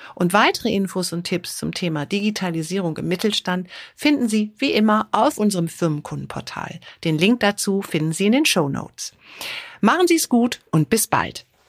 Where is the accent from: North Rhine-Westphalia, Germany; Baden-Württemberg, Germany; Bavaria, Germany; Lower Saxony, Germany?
North Rhine-Westphalia, Germany; Düsseldorf; als Düsseldorferin